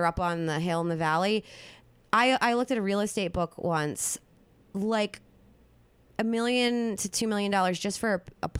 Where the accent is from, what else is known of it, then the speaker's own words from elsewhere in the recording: outside of Philadelphia, Pennsylvania, United States; accent: South Jersey Philly; moved away as an adult; also born or lived in Carmel, California; now in Los Angeles, United States; I've never actually lived in a city. I've always lived like outside of a big city. You know, I grew up outside of Philadelphia.